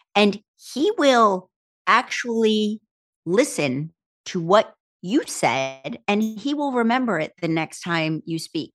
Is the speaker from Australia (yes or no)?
no; Berlin, New Jersey, United States; I was from Berlin, New Jersey